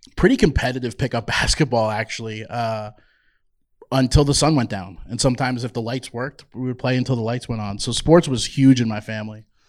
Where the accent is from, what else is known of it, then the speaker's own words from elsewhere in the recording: Toms River, New Jersey, United States; moved away as an adult; also born or lived in Georgia; now in Boise, United States; I was born in Toms River, New Jersey. Um, so depends on certain words. You might see that accent pop out from time